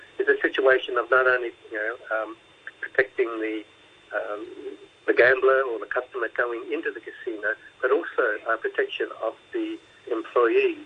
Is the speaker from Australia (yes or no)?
yes; Australia; accent: Aussie; now in Hong Kong; I'm an Aussie, so there's the Aussie accent in there